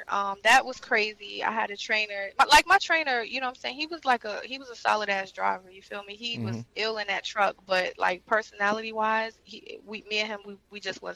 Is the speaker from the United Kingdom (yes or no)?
no; North Carolina, United States; I come from the great state of North Carolina.